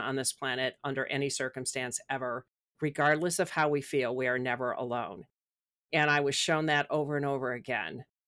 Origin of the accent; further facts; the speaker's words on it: Midwest, United States; also born or lived in Chicago; since I'm from the Midwest